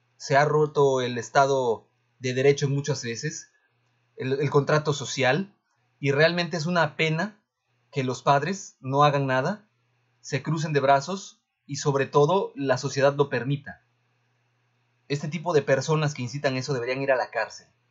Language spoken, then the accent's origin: Spanish; Mexico; also born or lived in Veracruz; como mexicanos